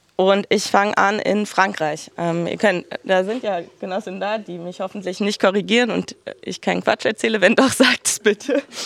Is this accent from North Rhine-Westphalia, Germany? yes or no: no; Berlin, Germany; Ich komme aus Berlin